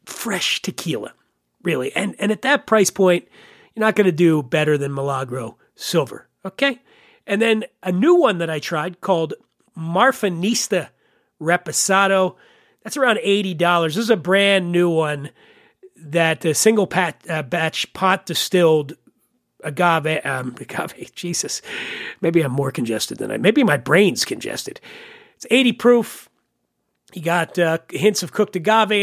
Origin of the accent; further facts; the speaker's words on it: Pennsylvania, United States; my home state of Pennsylvania